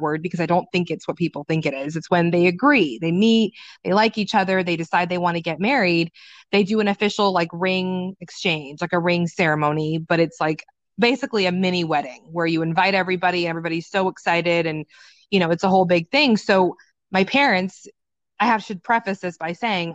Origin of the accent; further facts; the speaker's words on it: Sugar Land, Texas, United States; I was born and raised in Sugar Land, Texas. Yeah, I'm a Texan and I'm an American